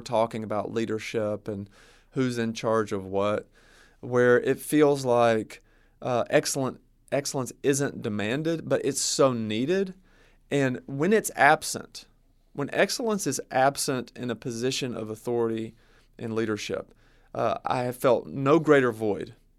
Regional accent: the South, United States; growing up in the South, I know certain little subcultures

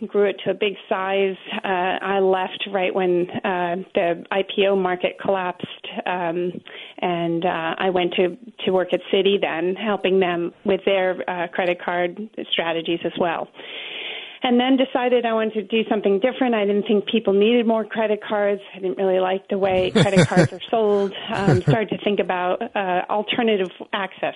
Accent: New York, United States; I'm from New York

